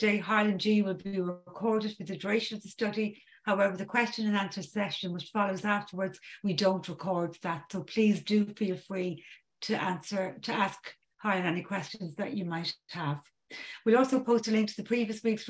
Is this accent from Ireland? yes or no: yes; County Dublin, Leinster, Ireland; I'm from County Dublin in Ireland